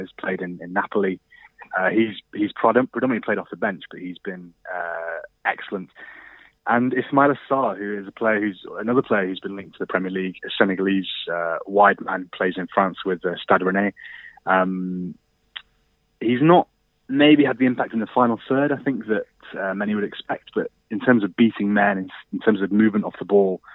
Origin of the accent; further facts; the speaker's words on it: Birkenhead, North West England, United Kingdom; also born or lived in Liverpool; I'm from Liverpool. I was actually born in Birkenhead